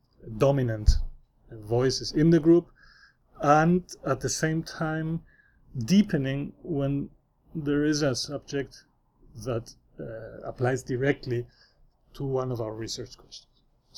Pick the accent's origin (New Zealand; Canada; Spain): Spain; accent: neutral Spanish; English is a second language; My background is an immigrant background in Spain, and this will be identified. My accent is very neutral in Spanish. It is Spanish accent, but it's neutral. It cannot be identified from a particular region.